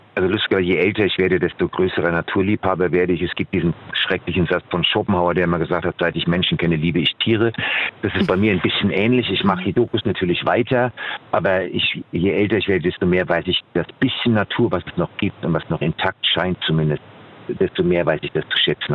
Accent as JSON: {"language": "German", "country": "Germany", "tie": "born or raised there", "said": "habe einen Großteil meiner Kindheit am Rhein verbracht"}